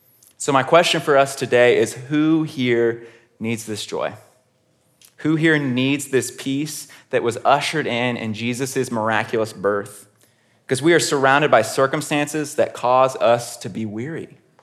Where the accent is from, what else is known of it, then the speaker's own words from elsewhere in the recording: Houston, Texas, United States; I grew up in Houston, Texas, which is about an hour away from College Station, Texas.